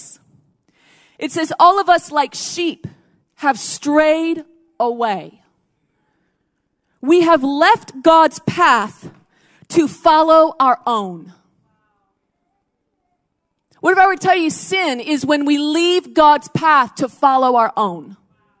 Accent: United States; moved away; I grew up in the States

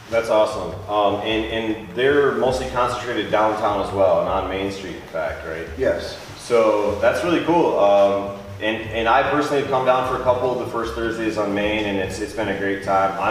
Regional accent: Big Rapids, Michigan, United States; born there; well, I, I was born in Big Rapids.

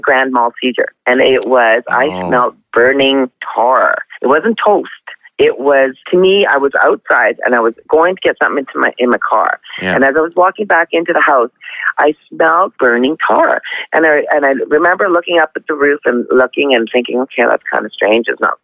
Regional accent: Canada; also born or lived in Lethbridge, Alberta; I'm Canadian. I live in Lethbridge, Alberta.

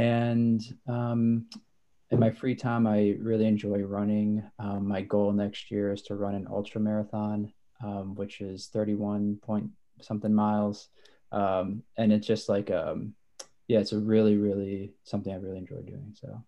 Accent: Wisconsin, United States; moved away as an adult; also born or lived in Detroit metro area, Michigan; now in Detroit, United States; I've born and raised in Wisconsin, have lived in Michigan, the Detroit metro area for the past 4 years

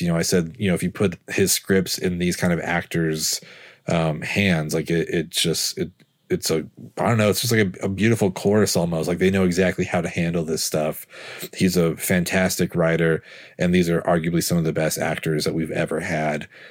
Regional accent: San Francisco, California, United States; spending every other weekend of my youth growing up in San Francisco

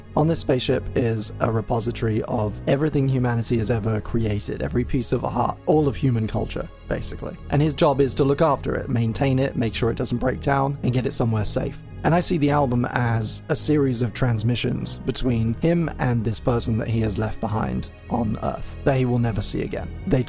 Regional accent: England, United Kingdom; accent: transatlantic; I'm English, but I have quite a transatlantic kind of twang to my voice

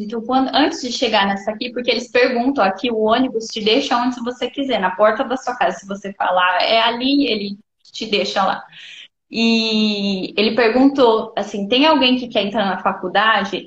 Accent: Brazil; moved away as an adult; now in Lebanon

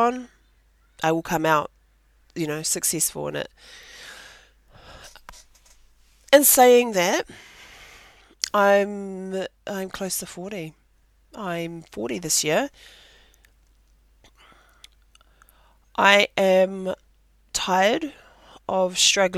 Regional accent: Rotorua, Bay of Plenty, New Zealand; So I am from te arawa and I am originally from Rotorua, through both my parents

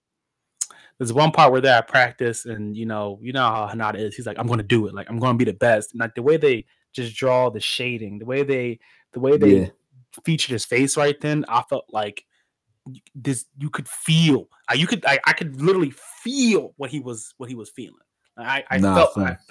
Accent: United States; we're American

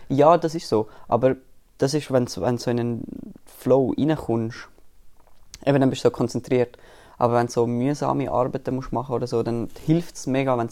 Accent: Hamburg, Germany; es geht um Hamburger und als Hamburger identifiziere ich mich mit dem.

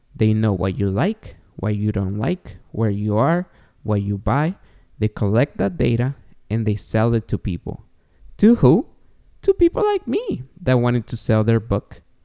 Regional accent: Guatemala; English is a second language; moved away; So if this short Guatemalan was able to quit drinking, the star of podcasts, even though I have an accent

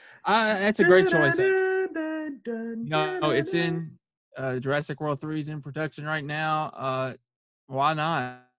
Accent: Russellville, Kentucky, United States; I'm from Russellville, but it hits us.

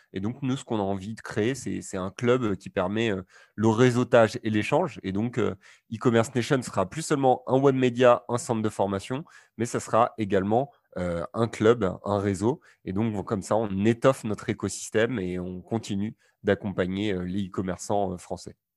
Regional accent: Normandy, France; je suis originaire de, de Normandie

